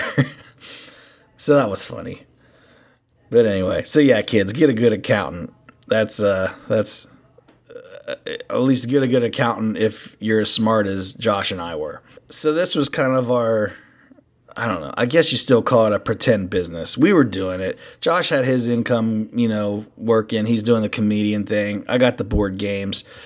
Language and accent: English; Cincinnati, Ohio, United States; We are from Cincinnati and we're local